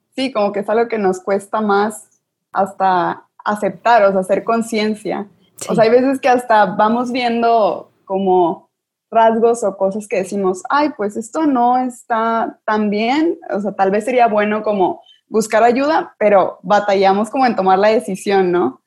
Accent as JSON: {"language": "Spanish", "town": "Sabinas", "region": "Coahuila", "country": "Mexico", "moved": "yes", "lives_now": "Monterrey, Mexico", "said": "yo soy de Sabinas, Coahuila, solo estudio aquí en Monterrey."}